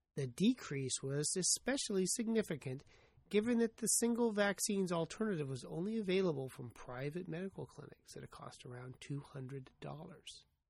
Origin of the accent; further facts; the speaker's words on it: United States; I'm an American.